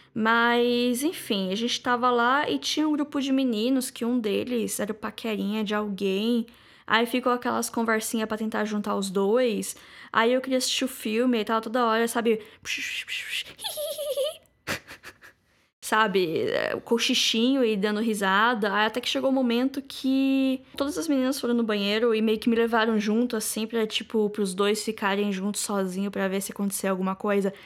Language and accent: Portuguese; Lençóis Paulista, São Paulo, Brazil; em Lençóis, que é a minha cidade natal